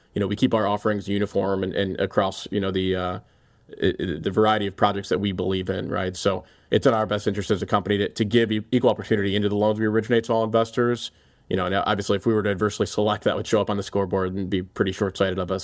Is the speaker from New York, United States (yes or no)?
no; Cleveland, Ohio, United States; moved away as an adult; also born or lived in Chicago; helping to build a market leader here in my hometown that I'm so passionate about in Cleveland